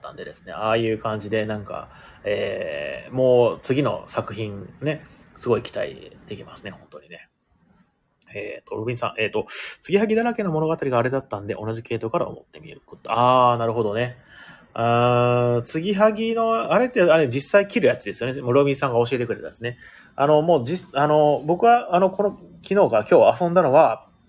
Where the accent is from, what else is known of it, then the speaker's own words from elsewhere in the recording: Ehime, Japan; moved away; 出身が同じ愛媛県だったということなんで